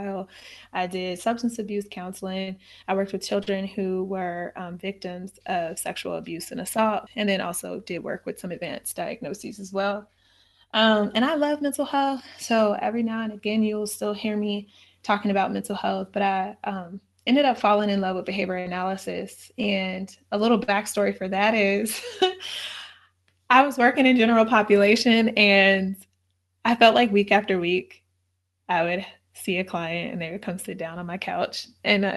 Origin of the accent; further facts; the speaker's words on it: St. Louis, Missouri, United States; I'm from St. Louis, and St. Louis is a place where there is segregation.